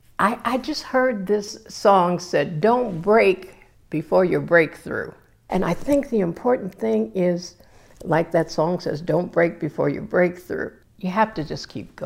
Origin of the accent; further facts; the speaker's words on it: Paw Paw, Michigan, United States; moved away as an adult; also born or lived in New York; I'm from Michigan